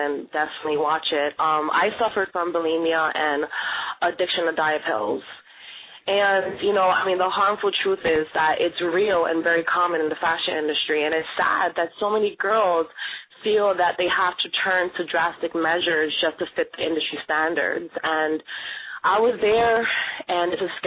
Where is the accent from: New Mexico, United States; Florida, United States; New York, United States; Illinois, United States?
New York, United States; New York City; I was born and raised in New York City, from Brooklyn